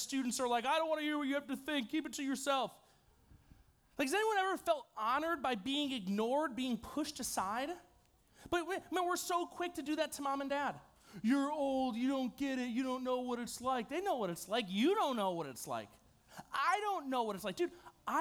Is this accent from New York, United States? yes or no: yes; New York, United States; I'm from New York.